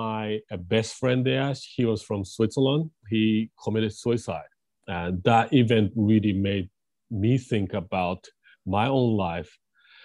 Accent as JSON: {"language": "English", "region": "Tokyo", "country": "Japan", "tie": "born or raised there", "also_born_or_lived": "England", "second_language": "English", "moved": "as an adult", "said": "I grew up in Japan, Tokyo, and, typical Japanese kid"}